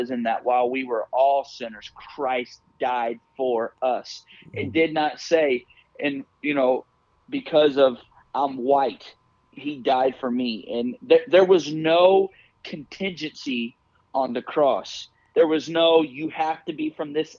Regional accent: United States; I'm from the United States

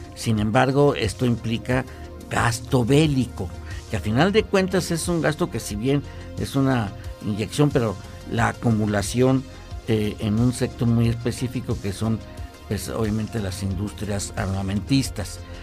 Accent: Mexico; como latinoamericanos y, como mexicanos

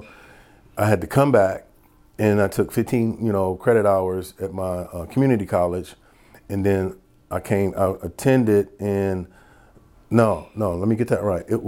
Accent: Detroit, Michigan, United States; moved away as an adult; also born or lived in Kentucky; coming to Kentucky from Detroit.

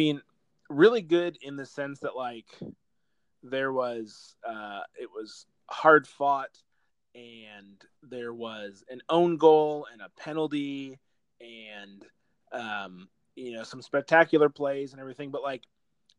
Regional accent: United States; growing up in America, like as diehard soccer fans, like we're not very common here.

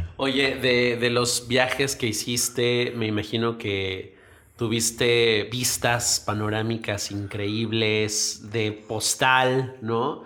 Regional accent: Mexico

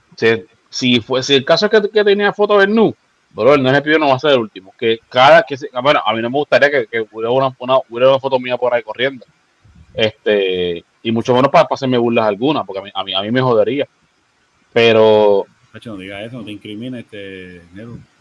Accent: San Juan, Puerto Rico; yo me crié en Santurce, en Barrio Obrero

